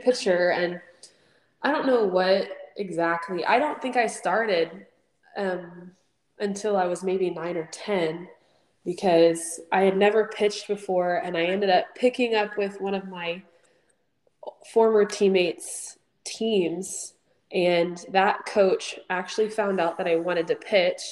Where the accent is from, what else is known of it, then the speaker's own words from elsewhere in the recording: Houston, Texas, United States; also born or lived in Sugar Land, Texas; I grew up in the Houston area